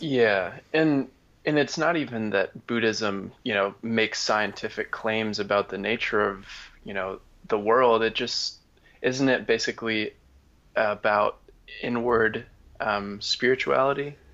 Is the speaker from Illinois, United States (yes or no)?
no; Wisconsin, United States; my family has been Christian, and we grew up in Wisconsin.